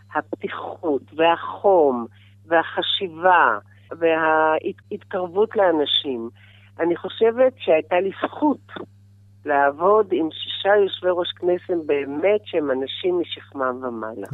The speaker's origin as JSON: {"language": "Hebrew", "country": "Israel", "tie": "born or raised there", "said": "אני אה, ילידת הארץ הרבה דורות"}